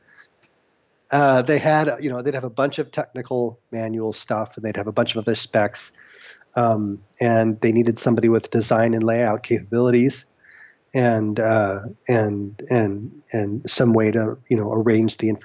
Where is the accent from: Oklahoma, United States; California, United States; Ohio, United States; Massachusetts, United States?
Oklahoma, United States; Norman; also born or lived in Houston, Texas; now in Los Angeles, United States; I grew up in Norman, Oklahoma